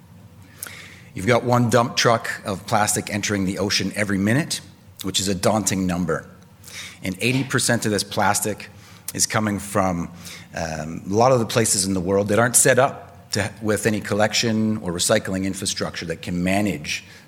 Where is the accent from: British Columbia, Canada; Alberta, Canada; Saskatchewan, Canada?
British Columbia, Canada; Vancouver; I hail from Vancouver on the West Coast